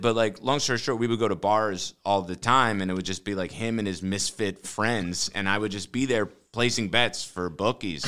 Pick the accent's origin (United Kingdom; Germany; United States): United States; New Jersey; I grew up in North Jersey